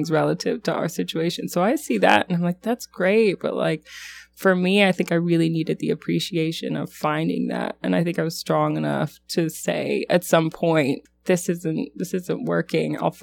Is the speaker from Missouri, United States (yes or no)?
no; North Carolina, United States; So growing up out east, I grew up in North Carolina, and there aren't many other LDS members there